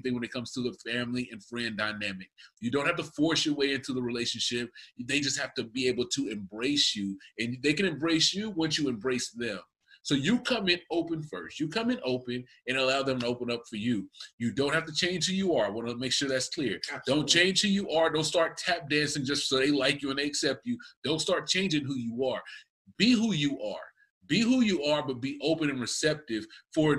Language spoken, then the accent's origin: English; Texas, United States; I am from Texas. I'm from the South